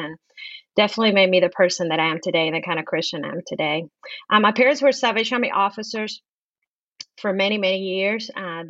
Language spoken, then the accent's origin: English; Cuba; born there; But I was born in Cuba some years ago. I'm not going to say how many. As a matter of fact, at the height of the communist regime in Cuba, I was born.